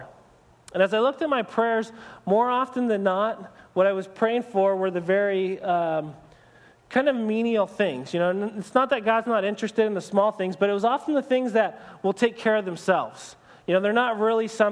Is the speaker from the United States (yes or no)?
yes; United States; for us as American Christians